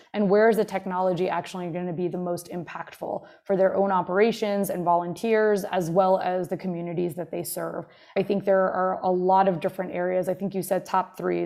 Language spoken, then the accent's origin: English; Jersey Shore, New Jersey, United States; also born or lived in Montclair, New Jersey; I grew up here on the Jersey Shore